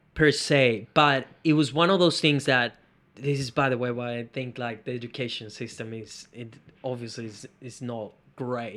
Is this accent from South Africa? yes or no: no; Venezuela; moved away; I come from Venezuela